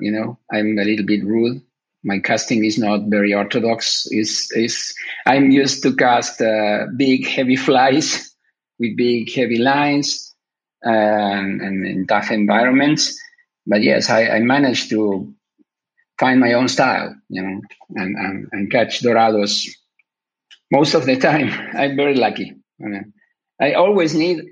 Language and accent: English; Buenos Aires, Argentina; I was born in Argentina, and I was raised there in Buenos Aires